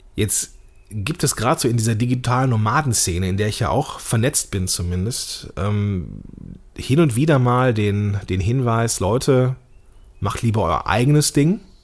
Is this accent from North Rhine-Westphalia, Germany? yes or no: yes; Langenfeld, North Rhine-Westphalia, Germany; Ich komme hier aus Langfeld